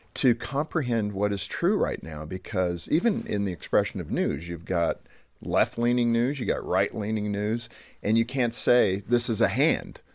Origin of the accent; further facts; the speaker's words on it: United States; as an American